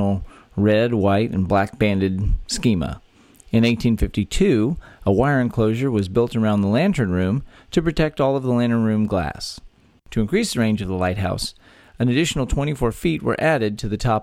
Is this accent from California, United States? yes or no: no; Texas, United States; born or raised there